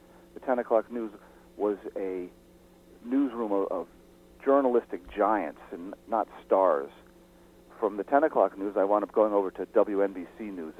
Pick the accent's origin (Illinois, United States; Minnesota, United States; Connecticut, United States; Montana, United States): Connecticut, United States; moved away as an adult; also born or lived in New York City; It was about 60 miles outside of New York where I grew up. I was born in New York City, grew up in Connecticut.